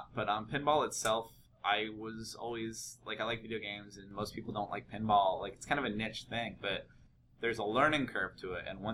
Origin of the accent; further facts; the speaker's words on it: The Dalles, Oregon, United States; also born or lived in Walla Walla, Washington / East Coast / Portland, Oregon; I grew up in the Dalles, Oregon, which is an hour east of Portland